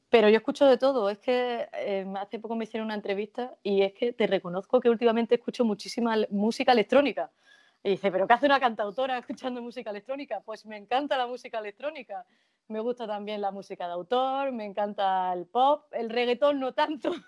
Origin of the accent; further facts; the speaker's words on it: Jaén, Andalusia, Spain; moved away as an adult; also born or lived in Guadalajara / Alcalá de Henares; now in Madrid, Spain; la tierra en la que he nacido y la que he crecido hasta, hasta que me tuve que ir por trabajo